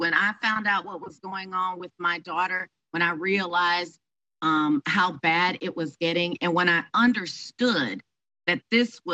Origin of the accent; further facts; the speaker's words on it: Houston, Texas, United States; moved away; my hometown of Houston, Texas, to be with my family